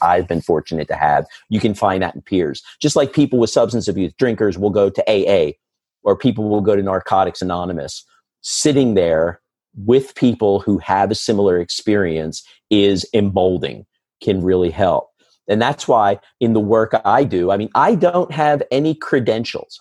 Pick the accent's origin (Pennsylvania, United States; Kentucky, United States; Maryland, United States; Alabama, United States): Pennsylvania, United States; Philadelphia; right here in my hometown